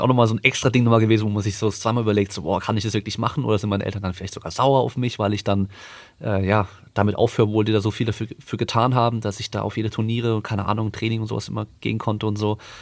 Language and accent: German; Freiburg im Breisgau, Baden-Württemberg, Germany; moved away; ich komme ursprünglich aus Freiburg, da konnte ich einfach mit dem Bus schnell äh, auf den Berghof fahren, auf den Schaunsel oder auf den Feldberg